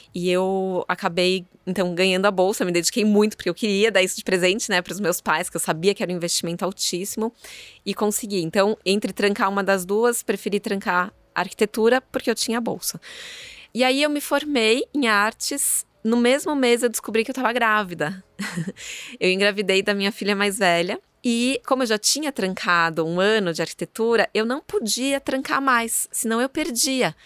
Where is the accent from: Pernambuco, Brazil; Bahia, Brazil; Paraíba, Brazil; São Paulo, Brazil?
São Paulo, Brazil; sou nascida em São Paulo